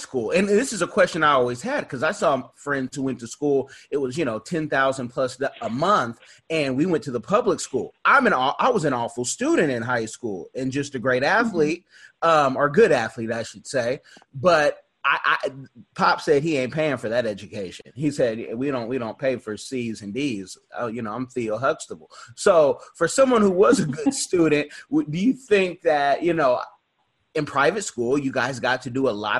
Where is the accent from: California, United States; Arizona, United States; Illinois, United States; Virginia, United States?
California, United States; Oakland; I'm from Oakland.